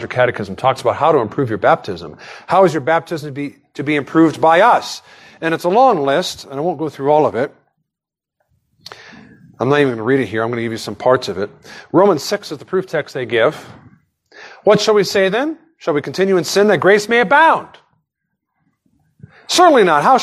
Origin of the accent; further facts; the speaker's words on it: United States; I was born an American.